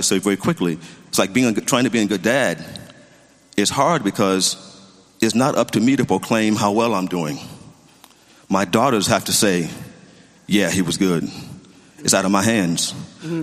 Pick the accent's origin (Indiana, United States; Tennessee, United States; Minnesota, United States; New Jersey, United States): Tennessee, United States; Memphis; moved away as an adult; now in Pasadena, United States; originally from Tennessee, from Memphis